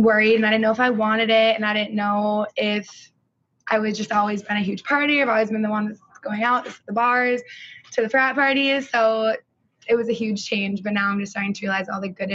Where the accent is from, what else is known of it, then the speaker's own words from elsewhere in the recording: Stillwater, Minnesota, United States; I'm from Stillwater, and I was born and raised here.